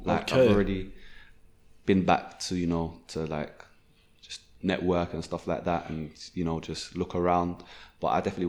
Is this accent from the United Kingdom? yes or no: no; Nigeria; And one thing I saw is that people I'm from Nigeria, so people, like, when I went to Nigeria a few times